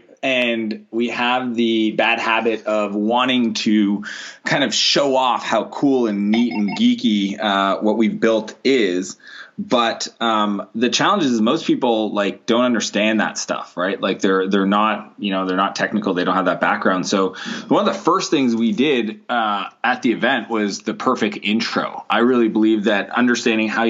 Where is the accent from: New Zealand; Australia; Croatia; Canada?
Canada; also born or lived in San Diego; I spend the winters in San Diego, and I'm Canadian